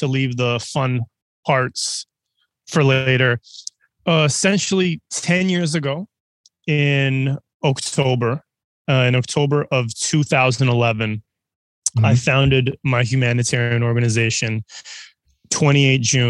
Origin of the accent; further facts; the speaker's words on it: Canada; also born or lived in Serbia; I'm from Serbia originally, raised in Canada.